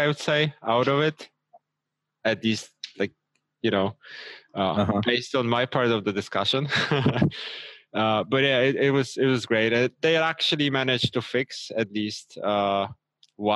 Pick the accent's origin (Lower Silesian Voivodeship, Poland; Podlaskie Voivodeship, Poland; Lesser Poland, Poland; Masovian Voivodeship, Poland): Lesser Poland, Poland; Krakow; I'm from Krakow, Poland, Europe